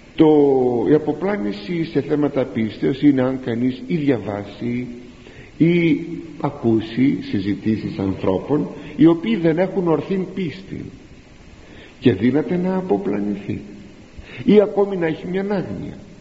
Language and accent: Greek; Greece; την ελληνική μας γλώσσα